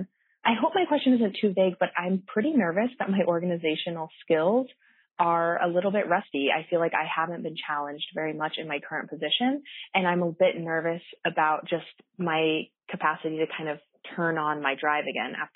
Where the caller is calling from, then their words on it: Denver, Colorado, United States; I'm calling you from Denver.